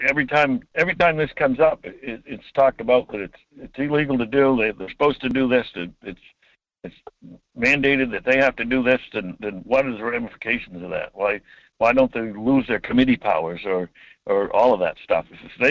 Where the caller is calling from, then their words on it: Homer, Alaska, United States; From Homer.